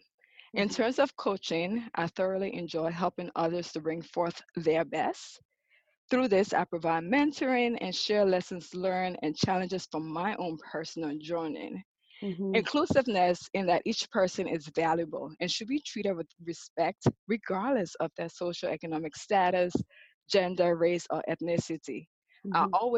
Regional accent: Liberia; moved away as an adult; now in United States; As a young girl growing up in Liberia, West Africa

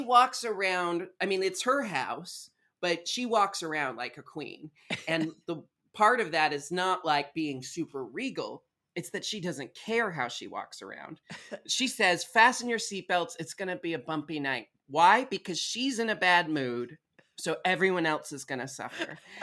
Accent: Portland, Oregon, United States; I was raised in Portland, Oregon

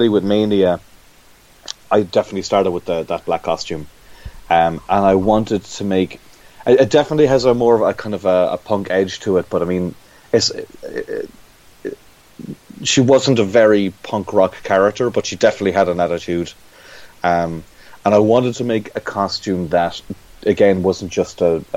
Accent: Ireland; growing up in Ireland

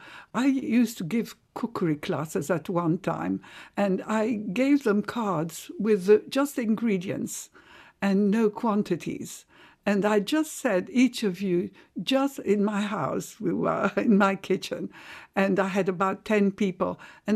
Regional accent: Cairo, Cairo Governorate, Egypt; Yes, we thought of ourselves as Egyptian. But really, our identity was Halabi. Halabi means Aleppo in Arabic. And my family was so proud to be Halabis.

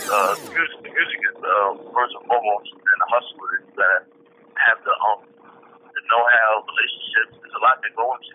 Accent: New York City, New York, United States; my upbringing is, you know, just growing up in Brooklyn, New York

